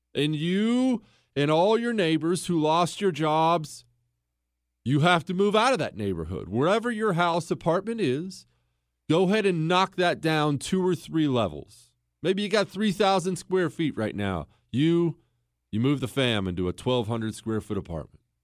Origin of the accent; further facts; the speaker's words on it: Montana, United States; also born or lived in Ohio; when we moved from Ohio to Montana when I was ten years old.